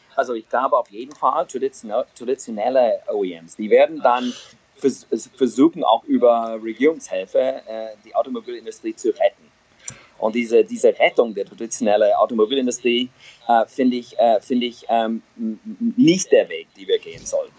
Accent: United States; German is a second language; moved away as an adult; also born or lived in Germany; ich bin Amerikaner, schon, schon einige Jahre in Europa

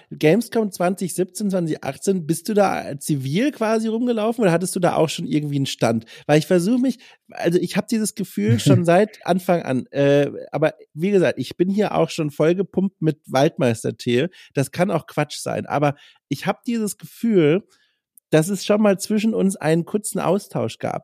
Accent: Franconia, Germany; accent: Franconian; ich komme ja auch aus dem Süden

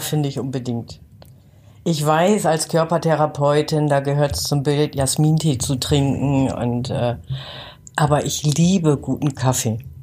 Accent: Northern Germany, Germany; now in Gärtringen, Germany; Ich bin ja Norddeutsche, ich bin mit schwarzem Tee groß geworden

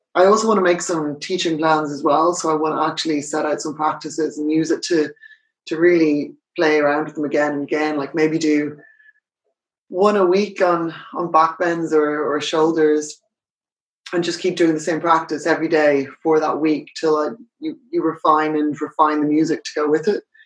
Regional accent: Ireland; moved away as an adult; also born or lived in United Kingdom / United States; I'm Irish. I, I live in Dublin.

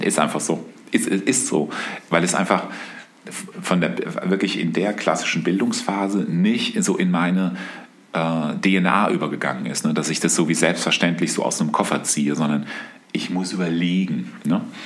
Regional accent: Aschaffenburg, Bavaria, Germany; Also ich weiß, dass ich als Jugendlicher in der Stadtbibliothek von Aschaffenburg war

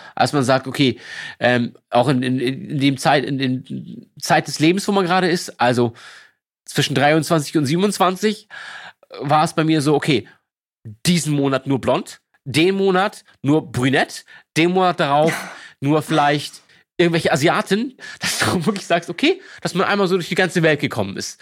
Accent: Lübeck, Schleswig-Holstein, Germany; also born or lived in Berlin; now in Hamburg, Germany; ich komme aus Lübeck, äh, gebürtig

